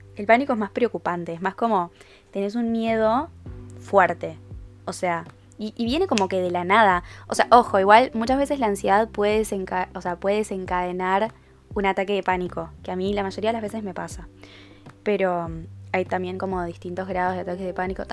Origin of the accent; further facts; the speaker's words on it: Uruguay; Yo no soy argentina, soy uruguaya